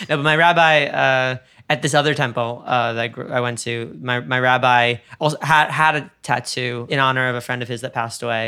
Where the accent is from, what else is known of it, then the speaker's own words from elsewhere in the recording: suburban New York, United States; moved away as an adult; suburban New York where everybody knew you